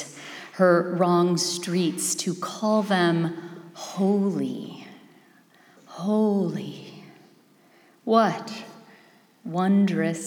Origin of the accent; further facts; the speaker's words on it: Los Angeles, California, United States; moved away; I am from Los Angeles originally.